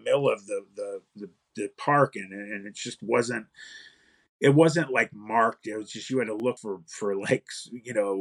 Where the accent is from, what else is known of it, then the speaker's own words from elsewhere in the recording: Youngstown, Ohio, United States; I'm from Youngstown.